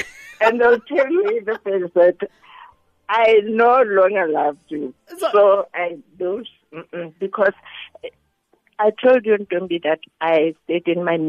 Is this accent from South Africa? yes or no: yes; Pretoria, Gauteng, South Africa; I'm from Pretoria.